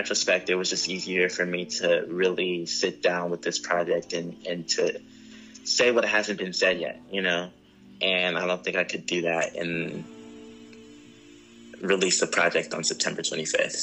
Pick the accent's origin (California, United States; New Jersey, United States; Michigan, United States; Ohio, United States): California, United States; Ontario; also born or lived in Los Angeles, California; I was raised in the Ontario area